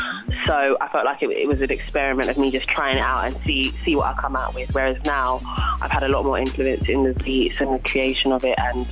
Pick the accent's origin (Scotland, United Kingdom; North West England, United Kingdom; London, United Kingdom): London, United Kingdom; I'm from South as well.